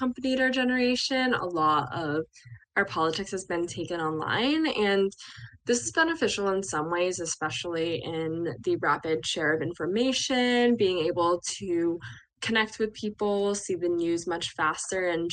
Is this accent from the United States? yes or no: yes; Bucks County, Pennsylvania, United States; moved away as an adult; also born or lived in Chapel Hill, North Carolina; I grew up in Bucks County, spent my entire younger life there